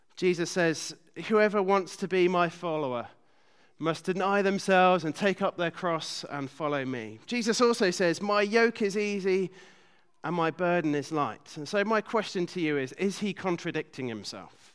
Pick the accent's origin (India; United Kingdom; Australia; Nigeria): United Kingdom; being British